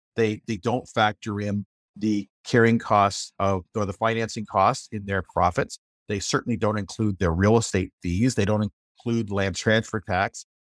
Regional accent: Windsor, Ontario, Canada; moved away as an adult; I grew up in the Windsor, Ontario area

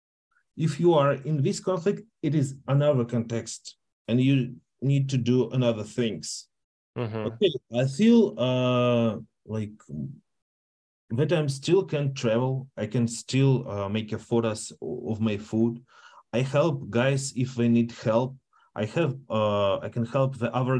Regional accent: Russia; English is a second language; I'm Russian, but I identify for me as a Russian

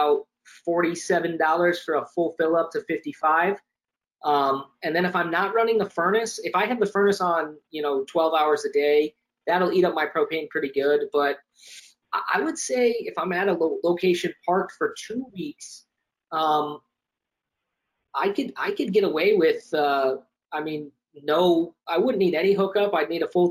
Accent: Florida, United States; also born or lived in Sarasota / New York area; I grew up in Florida.

